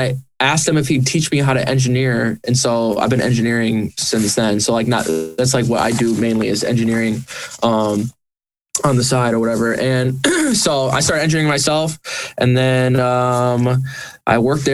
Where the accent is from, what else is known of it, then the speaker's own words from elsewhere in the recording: St. Johns, Michigan, United States; also born or lived in Lansing, Michigan; I am a musician from Lansing, Michigan. I grew up in a town called St. John's, which is right outside of Lansing